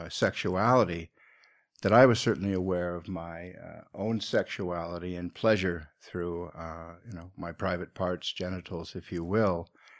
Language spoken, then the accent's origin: English; Seattle, Washington, United States; where I grew up in Seattle, Washington.